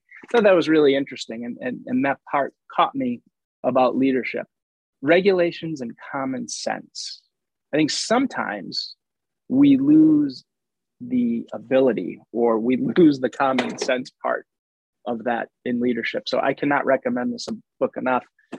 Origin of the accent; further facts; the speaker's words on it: Rhode Island, United States; moved away; I'm from Rhode Island originally